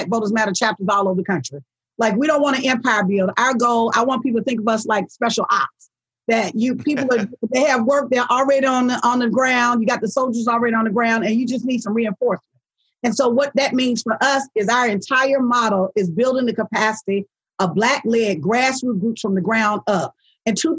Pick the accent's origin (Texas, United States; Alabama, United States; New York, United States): Alabama, United States; Selma; I'm from Selma, Alabama